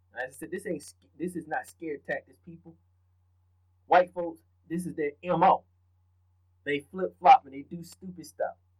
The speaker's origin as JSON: {"language": "English", "region": "the South", "country": "United States", "said": "I'm from the South"}